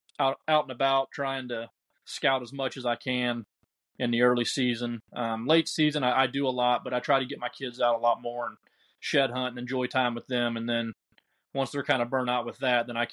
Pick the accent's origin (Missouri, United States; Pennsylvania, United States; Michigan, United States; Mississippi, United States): Missouri, United States; Southwest; I grew up in Southwest Missouri